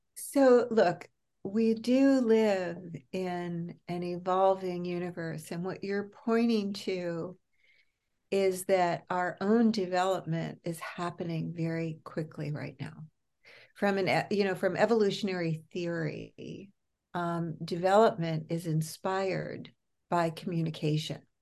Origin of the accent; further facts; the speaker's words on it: New York, United States; moved away as an adult; also born or lived in California / Los Angeles; now in Berkeley, United States; I'm a New Yorker